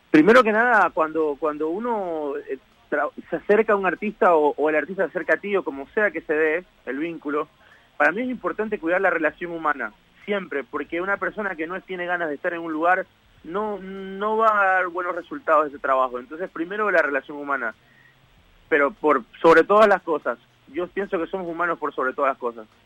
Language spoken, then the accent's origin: Spanish; Ecuador; now in Argentina; muy agradecido con Argentina aparte, porque fue el lugar que me formó, a pesar que yo vengo de Ecuador y todo, yo me formé acá